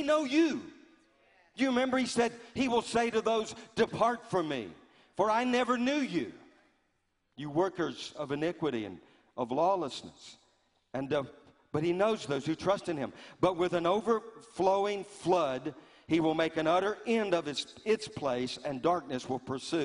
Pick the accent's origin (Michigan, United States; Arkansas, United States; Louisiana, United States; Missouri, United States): Louisiana, United States; growing up in Louisiana